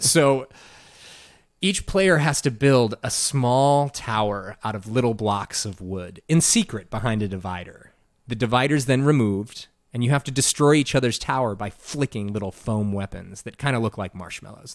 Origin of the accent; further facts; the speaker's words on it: Evanston, Illinois, United States; moved away as an adult; also born or lived in Arizona / Georgia / South Carolina; now in Chicago, United States; I grew up in Evanston